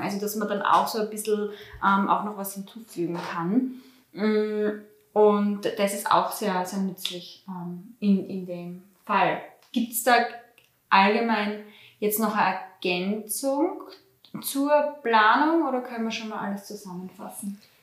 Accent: Austria; bei uns in Österreich

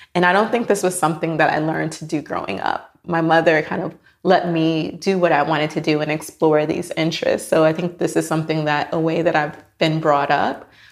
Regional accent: Miami, Florida, United States; moved away as an adult; I am from Miami, Florida.

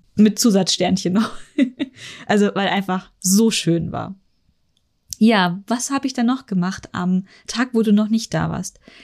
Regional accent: Germany; also born or lived in Munich; ich als Deutscher

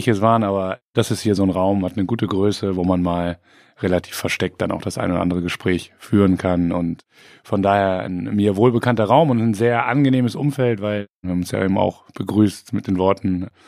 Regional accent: Bremen, Germany; Aber im Bürgerpark trifft man sich als Bremer.

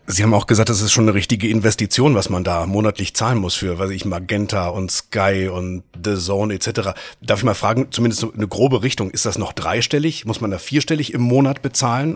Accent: North Rhine-Westphalia, Germany; now in Rhineland, Germany; Ich bin Westfale im Rheinland

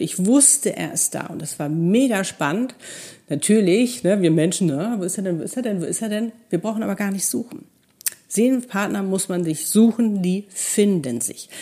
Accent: Hamburg, Germany; moved away as an adult; also born or lived in Cape Town; wir sind gleicher Jahrgang, in Hamburg groß geworden

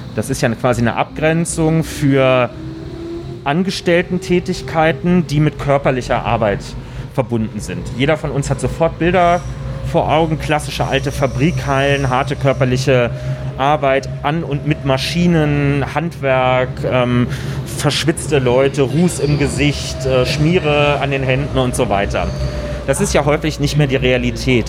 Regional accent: Berlin, Germany

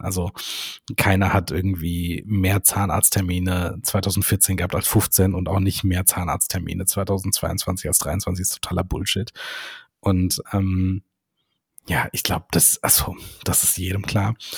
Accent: Rhineland, Germany; bei uns im Rheinland

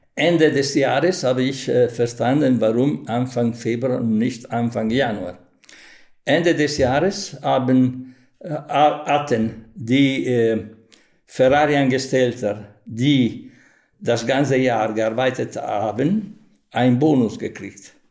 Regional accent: Modena, Emilia-Romagna, Italy; German is a second language; also born or lived in Germany; ich habe immer gesagt, Modena

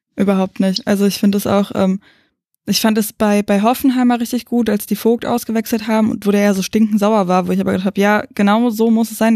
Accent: the Berlin area, Brandenburg, Germany; wir kommen aus dem Umland von Berlin

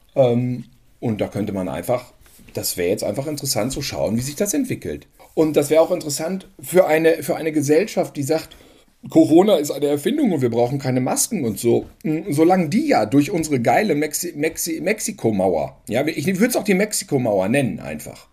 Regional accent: North Rhine-Westphalia, Germany; bei uns in NRW

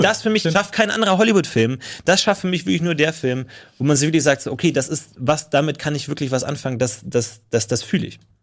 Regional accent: Germany; wir als Deutsche

